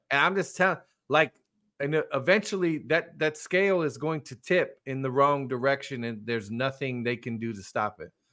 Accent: California, United States; moved away; I grew up in California

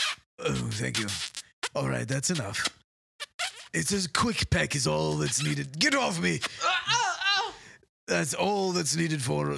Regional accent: England, United Kingdom; Well, you know, I am English, so.

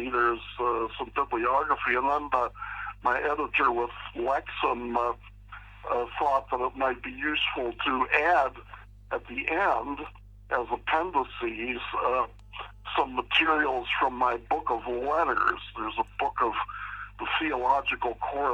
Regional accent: Pittsburgh, Pennsylvania, United States; moved away as an adult; also born or lived in Philadelphia / California / Orlando, Florida; I was raised in Pittsburgh, Pennsylvania.

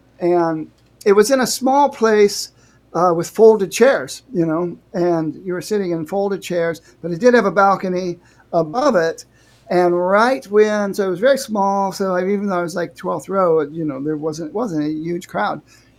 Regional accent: Northwest Ohio, United States; I grew up in Northwest Ohio

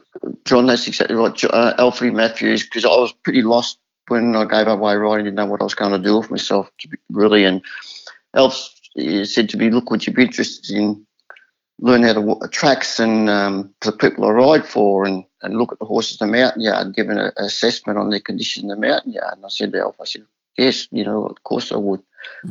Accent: Caulfield, Victoria, Australia; we used to carpool when we were kids in growing up in Caulfield as jockeys, but in Victoria.

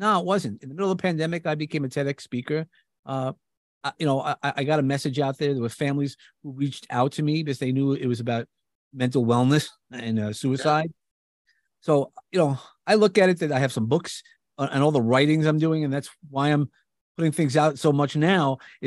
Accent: New York, United States; accent: New York; I come from New York. You definitely could hear my accent

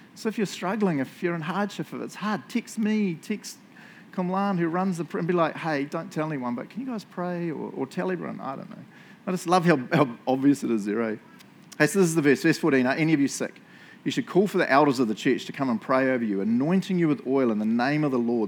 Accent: New Zealand; moved away; I'm from New Zealand

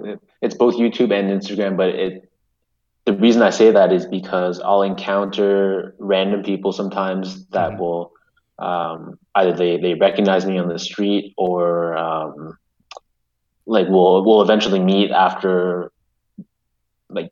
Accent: Canada; I'm very proud to be a Canadian.

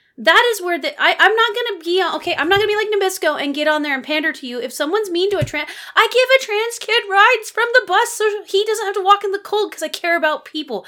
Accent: Pacific Northwest, United States; you and I grew up in the Pacific Northwest

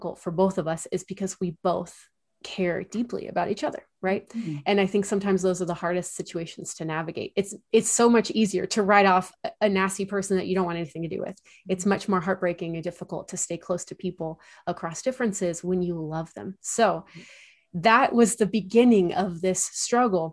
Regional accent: Central Coast of California, United States; moved away as an adult; also born or lived in Chicago area; I grew up in the Central Coast of California

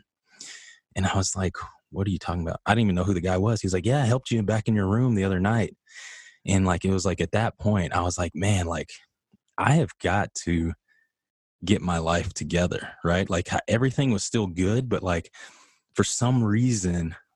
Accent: Midland, Texas, United States; moved away as an adult; I come from Midland, Texas.

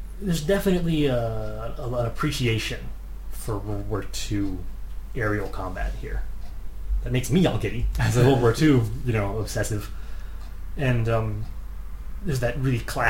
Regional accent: United States; for being American

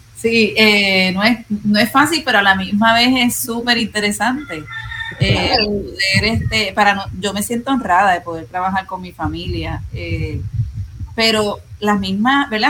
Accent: Puerto Rico

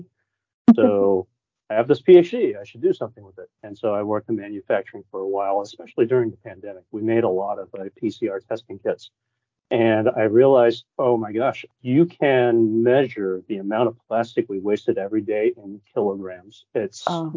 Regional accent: Danville, California, United States; I still live in where we grew up in Saramone, Danville

